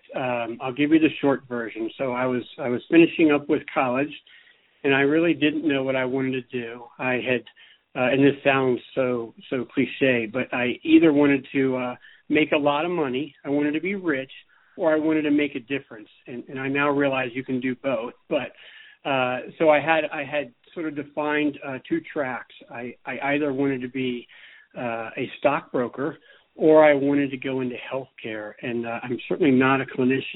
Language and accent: English; coastal Virginia, United States; moved away as an adult; also born or lived in Charleston, South Carolina; now in Bozeman, United States; I'm originally from the East Coast. I am from Virginia, coastal Virginia. And I was there through college